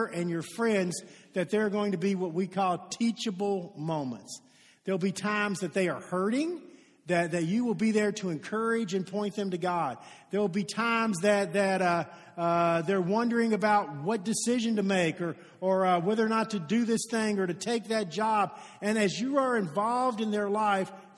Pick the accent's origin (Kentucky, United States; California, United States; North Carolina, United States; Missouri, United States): Kentucky, United States; Shively; I'm from Shively, okay? That's where I was born